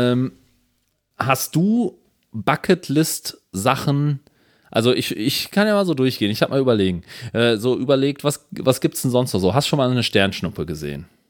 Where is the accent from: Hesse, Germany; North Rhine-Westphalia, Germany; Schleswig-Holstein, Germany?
North Rhine-Westphalia, Germany; Ruhr area; ich bin im Ruhrgebiet aufgewachsen